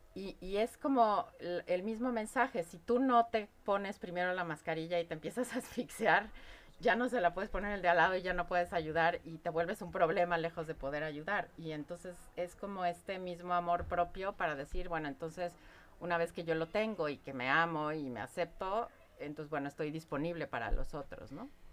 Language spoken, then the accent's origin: Spanish; Mexico; como mexicana, y ustedes lo conocen, tenemos creencias alrededor de la muerte y la festejamos